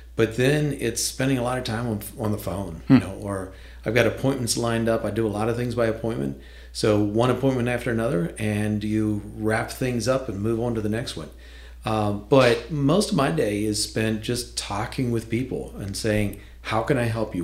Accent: Deep Creek Lake, Western Maryland, United States; moved away as an adult; also born or lived in Winchester; I grew up in Western Maryland, up Deep Creek Lake, that area Loved it there

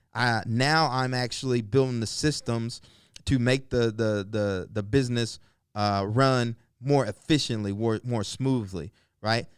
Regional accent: the South, United States; I grew up in the South, um, single parent home, uh, raised by my mom and, you know, my aunt

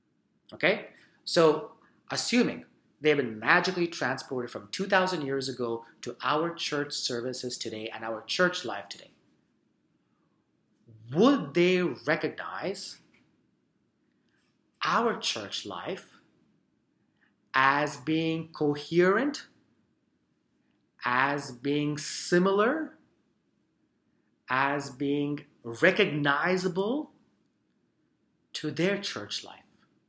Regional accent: Surrey, British Columbia, Canada; We immigrated to Canada when I was 13 years old, and I grew up in Surrey.

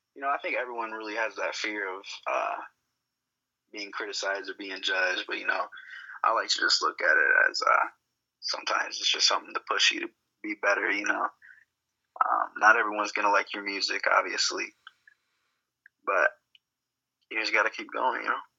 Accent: Grand Rapids, Michigan, United States; moved away as an adult; I was born and raised in Grand Rapids

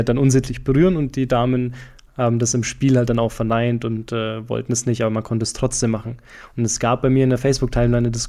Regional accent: Franconia, Bavaria, Germany; accent: Franconian; moved away; Mein Fränkisch scheint gerade ein bisschen durch. Trivia, ich komme aus Franken ursprünglich.

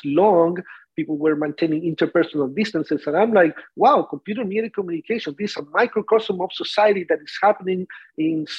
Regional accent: Santiago, Santiago Metropolitan Region, Chile; first language Spanish; English is a second language; moved away as an adult; also born or lived in Ithaca, New York, United States; now in Davis, United States; me growing up in Chile

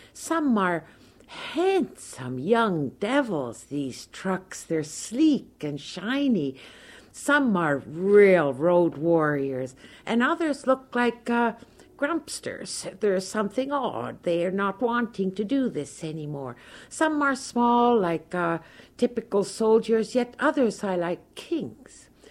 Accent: Toronto, Ontario, Canada; moved away as an adult; now in Okemos, United States; I am originally from Toronto, Canada

